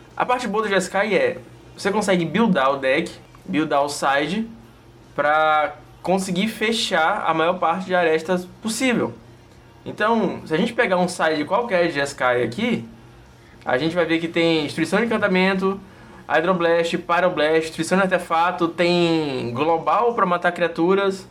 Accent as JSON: {"language": "Portuguese", "region": "Northeast Region", "country": "Brazil", "accent": "nordestino", "said": "meu sotaque nordestino normal"}